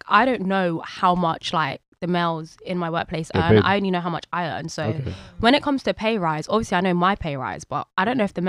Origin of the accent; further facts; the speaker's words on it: London, United Kingdom; I'm from South London, literally. I live in Brixton.